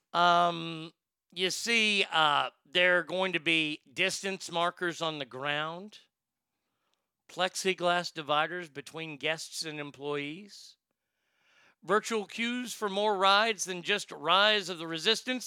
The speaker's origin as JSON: {"language": "English", "region": "Texas", "country": "United States", "said": "I'm from Texas. I'm from the South."}